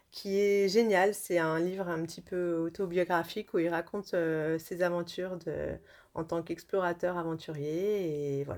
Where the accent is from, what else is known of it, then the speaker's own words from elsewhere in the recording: Lyon, Auvergne-Rhône-Alpes, France; Moi je suis de Lyon aussi.